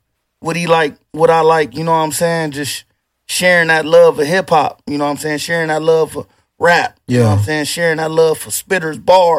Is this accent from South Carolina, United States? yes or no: no; Houston, Texas, United States; That's a fact. I'm a Houstonian.